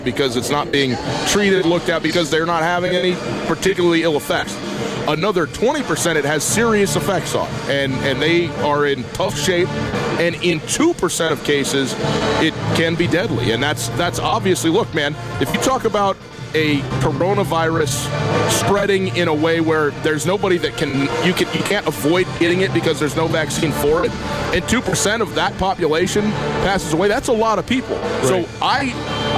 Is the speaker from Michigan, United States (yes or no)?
no; Missoula, Montana, United States; I'm from Missoula, not Missoula